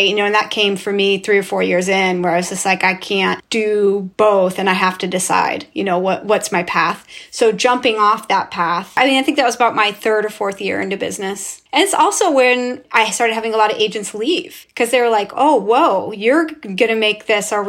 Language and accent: English; Estacada, Oregon, United States; now in Portland, United States; I am from Estacada, Oregon, an all-white community in rural Oregon